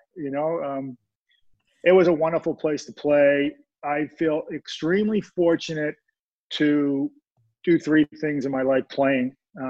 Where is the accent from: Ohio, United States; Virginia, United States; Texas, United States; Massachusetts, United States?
Massachusetts, United States; Boston; growing up in the Boston area, we were huge Bruins fans